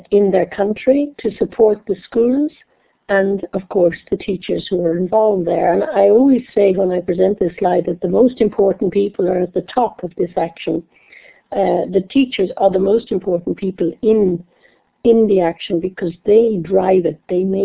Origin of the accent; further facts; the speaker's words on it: Dublin, Leinster, Ireland; moved away; I'm Irish. I forgot to say that. I come from Dublin in Ireland